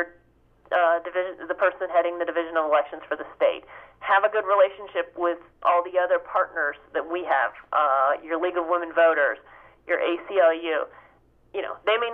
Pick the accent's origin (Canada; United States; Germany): United States; Ohio; now in New Jersey, United States; I grew up in Ohio